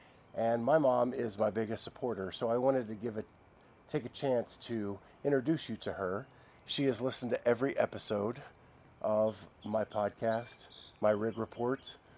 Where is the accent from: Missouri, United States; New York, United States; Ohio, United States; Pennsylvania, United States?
Pennsylvania, United States; Appalachian Mountains; moved away; I grew up in Pennsylvania, in the Appalachian Mountains.